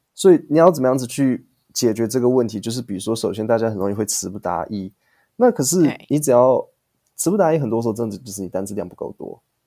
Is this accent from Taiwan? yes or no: yes; Taiwan; 我国中、高嗯。中、大学，我每一张毕业证书都是台湾发的